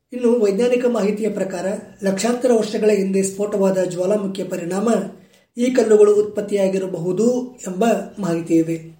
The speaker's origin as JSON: {"language": "Kannada", "area": "Bagalkot district", "region": "Karnataka", "country": "India", "said": "ನಮ್ಮ ಜಿಲ್ಲೆ ಬಾಗಲಕೋಟೆಯಿಂದ"}